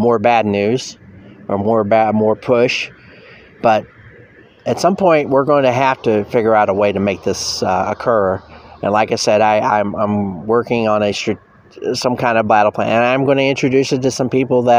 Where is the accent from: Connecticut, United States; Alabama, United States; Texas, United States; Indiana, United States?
Indiana, United States; near Gary; I grew up near Gary, Indiana